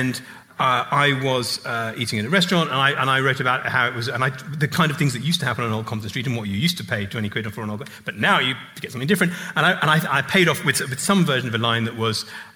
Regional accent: England, United Kingdom; being an English public school boy

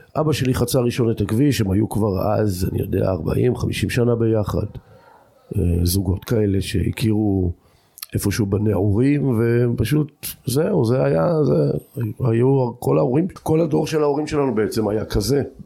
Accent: Degania Bet, Northern District, Israel; also born or lived in Jordan Valley; אני גר בדגניה ב', אני בן דגניה ב', אבל אני אחרי הצבא עזבתי את דגניה, אם כי נשארתי בעמק הירדן

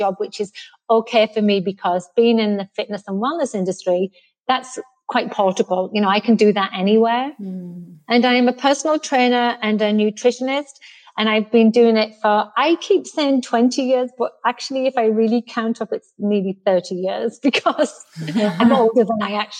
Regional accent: Billingham, North East England, United Kingdom; moved away as an adult; also born or lived in Boston, United States / Canada; now in Texas, United States; So obviously I'm English. I'm from the northeast of England. I'm from Billingham, which is in Teesside near Middlesbrough. And I left 20 years ago to come to the US.

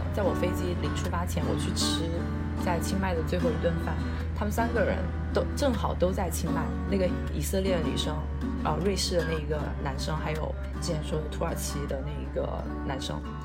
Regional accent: China; 我是一个中国人

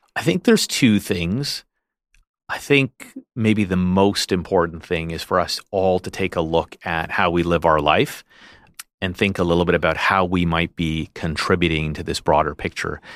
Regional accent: Canada; a Canadian who was inspired by what I saw here in Canada, who's trained here

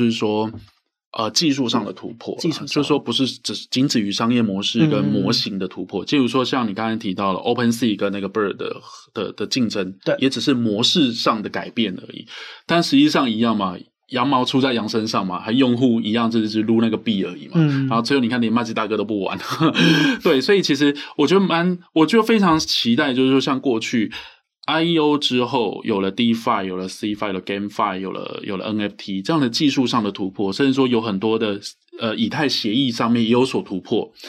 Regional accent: Taiwan; 那我们是台湾人嘛？

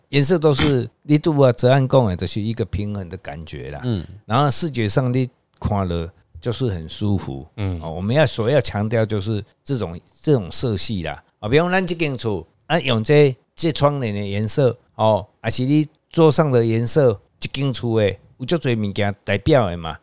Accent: Taiwan; 我是台湾人

